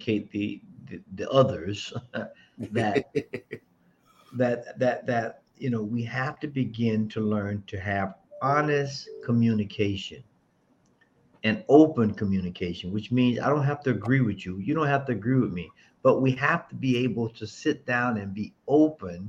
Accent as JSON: {"language": "English", "region": "Florida", "country": "United States", "tie": "born or raised there", "said": "I'm from the South, so I grew up with guns early."}